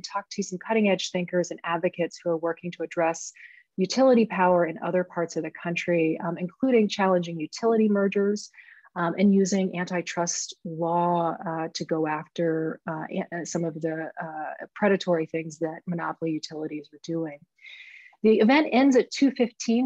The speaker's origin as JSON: {"language": "English", "region": "Maine", "country": "United States", "tie": "born or raised there", "said": "my home state of Maine"}